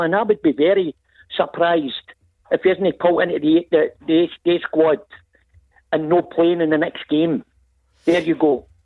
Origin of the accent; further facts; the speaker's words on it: Scotland, United Kingdom; I'm a Scotsman through and through